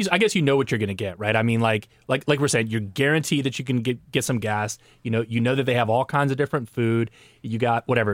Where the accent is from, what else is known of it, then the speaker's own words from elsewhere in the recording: Netherlands; now in United States; I'm Dutch from the Netherlands